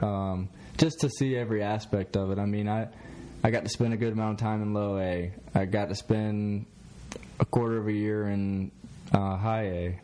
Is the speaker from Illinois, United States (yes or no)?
no; Columbia, South Carolina, United States; now in Myrtle Beach, United States; I'm from the Columbia area. Didn't really like the Gamecocks growing up